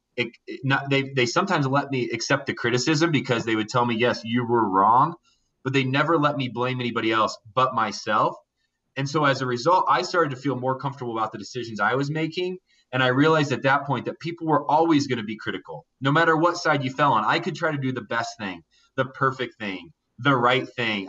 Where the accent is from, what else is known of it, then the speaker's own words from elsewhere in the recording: Indiana, United States; I grew up in Indiana uh, in a small town